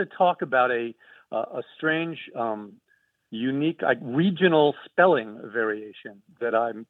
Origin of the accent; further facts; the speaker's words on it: Erie, Pennsylvania, United States; moved away as an adult; also born or lived in Pittsburgh; now in Montclair, United States; I grew up in Erie, Pennsylvania.